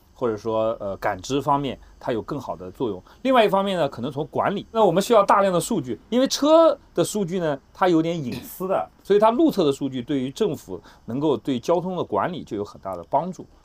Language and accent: Chinese; Nantong, Jiangsu, China; moved away; 我的老家是南通